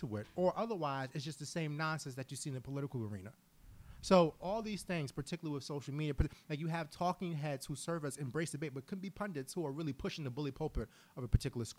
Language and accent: English; New York City, New York, United States; now in Philadelphia, United States; I am from Harlem